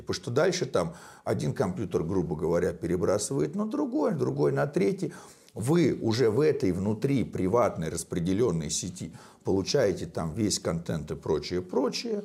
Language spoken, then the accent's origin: Russian; Moscow, Russia; я из России, из Москвы